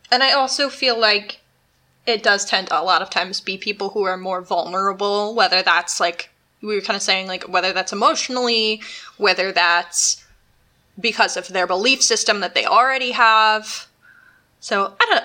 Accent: United States; moved away; the town I grew up in is supposedly extremely haunted

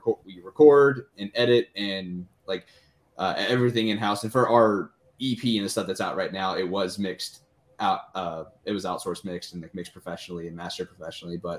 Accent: Louisville, Kentucky, United States; it's our hometown. Like, we're from Louisville.

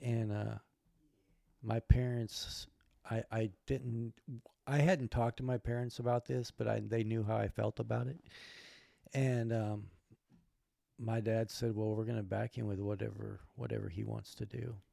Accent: Alaska, United States; moved away; also born or lived in Spokane / Olympia; I grew up in Alaska

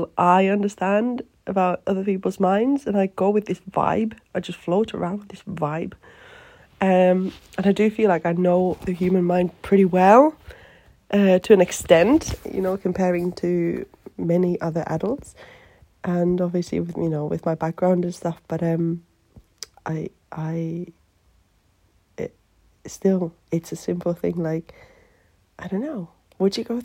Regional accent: Finland; English is a second language; moved away; me being Finnish

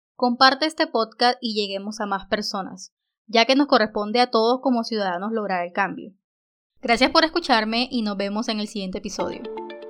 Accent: Colombia

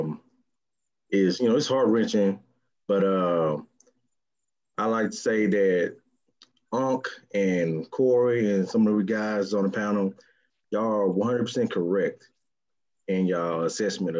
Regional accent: Houston, Texas, United States; I'm from Houston

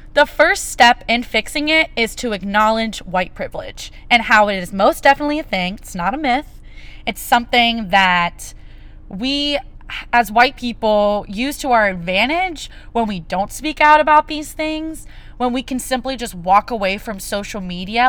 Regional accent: United States; as an American citizen

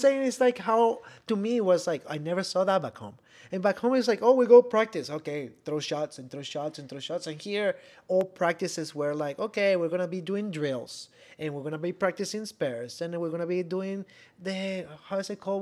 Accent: Venezuela; first language Spanish; English is a second language; moved away as an adult; I am from Venezuela originally.

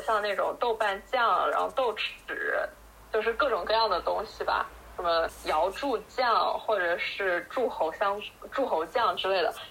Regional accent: China; 我们这种从小在国内长大，然后吃杂食

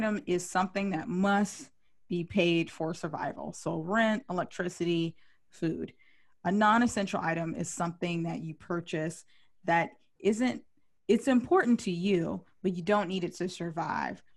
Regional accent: California, United States; I'm from California

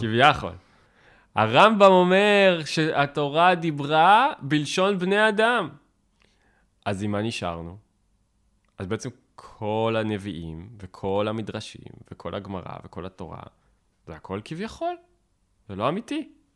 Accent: Tel Aviv, Tel Aviv District, Israel; כאקדמאי, או כתל אביבי

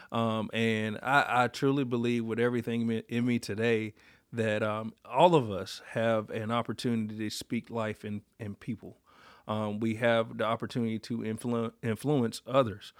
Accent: Warsaw, North Carolina, United States; growing up in Duplin County

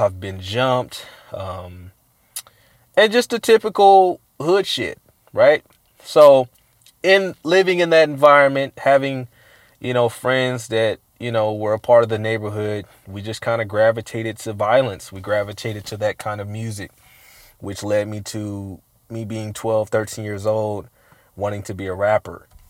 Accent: Richmond, California, United States; also born or lived in Oakland, California / Sacramento, California; I was born in Oakland, raised in Richmond, uh, Central Side to be exact

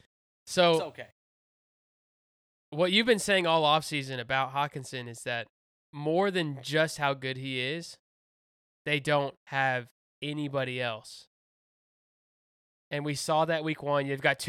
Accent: Houston, Texas, United States; I'm from Houston.

